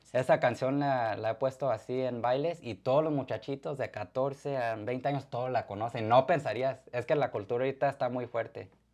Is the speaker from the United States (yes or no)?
yes; Arizona, United States; also born or lived in Atolinga, Zacatecas (ancestry); now in Indiana, United States; yo nací en Arizona, aquí en Estados Unidos